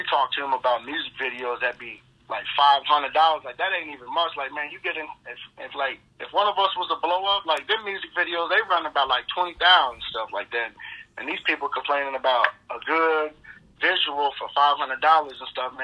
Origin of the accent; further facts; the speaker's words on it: Florida, United States; I'm from Florida